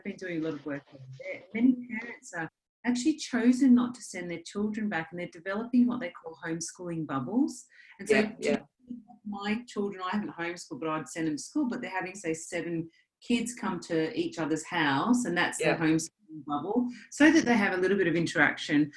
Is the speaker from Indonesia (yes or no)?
no; Australia; Being Australian